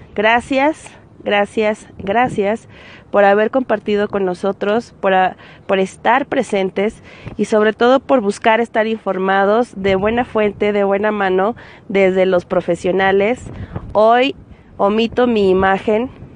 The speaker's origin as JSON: {"language": "Spanish", "region": "Zacatecas", "country": "Mexico", "said": "Me encuentro en el Cerro de la Bufa de nuestra hermosa ciudad Zacatecas, Zacatecas, México."}